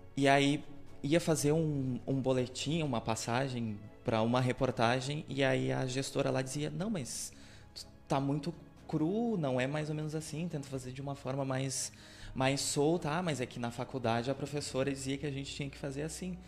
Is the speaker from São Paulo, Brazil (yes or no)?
no; Camacã, Bahia, Brazil; moved away as an adult; Eu fui um jovem que saí de Camacô pra estudar fora